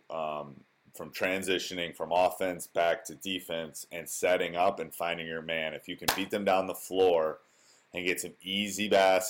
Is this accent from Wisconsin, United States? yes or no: yes; Wisconsin, United States; born or raised there